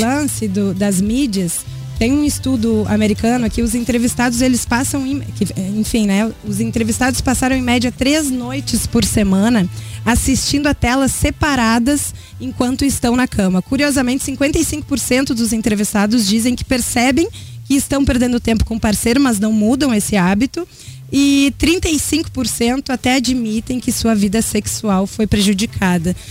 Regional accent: Rio Grande do Sul, Brazil; Eu sou gaúcha

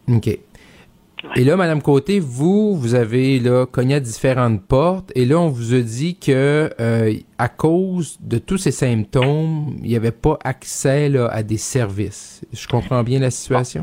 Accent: Quebec, Canada; first language French; moved away; j'ai, quitté la région depuis un bon un, petit bout de temps, mais je suis originaire du Seigneur lac saint jean

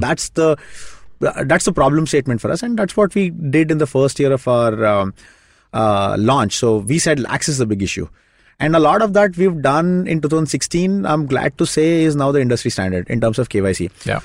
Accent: Shimoga, Karnataka, India; moved away; my hometown, it's a small town called Shimoga.

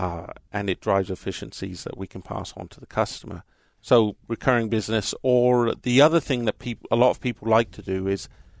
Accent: Southampton, South East England, United Kingdom; accent: English; now in United States; I'm actually from Southampton in England

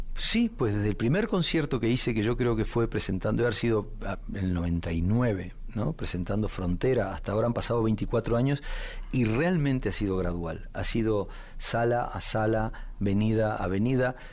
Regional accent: Uruguay; Yo me, crié, en una casa con dos padres de orígenes muy diferentes. Mi padre nació en Alemania, este, como judío alemán, escapó de Alemania con cuatro años con sus padres en el 39 vivió en Bolivia un tiempo y entró como inmigrante en Uruguay, donde conoció a mi madre que ya venía de muchas generaciones de uruguayos

